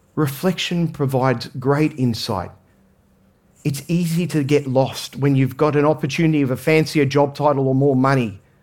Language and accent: English; Australia; I grew up in Australia